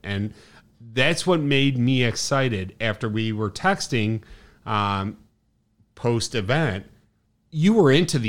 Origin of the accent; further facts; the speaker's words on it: Chicago, Illinois, United States; as an Irish kid from the South Side